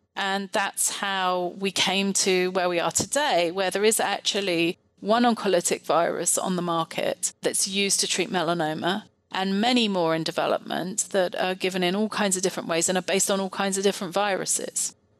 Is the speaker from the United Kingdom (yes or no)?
yes; United Kingdom; moved away; also born or lived in France; I actually trained in the UK, you might be able to tell from my accent